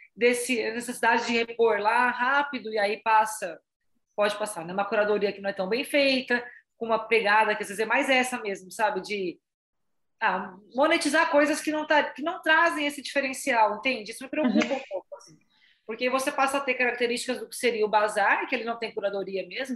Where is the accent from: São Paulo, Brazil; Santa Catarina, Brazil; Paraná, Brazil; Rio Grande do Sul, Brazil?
São Paulo, Brazil; Salto; a gente é de Salto, né, a gente tá em Salto, interior de São Paulo